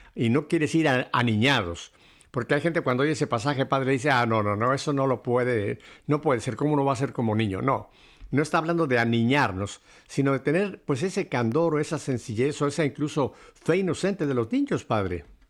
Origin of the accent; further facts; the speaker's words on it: Mexico; moved away; En la época que me tocó a mí mi niñez en México, estoy hablando de los años 40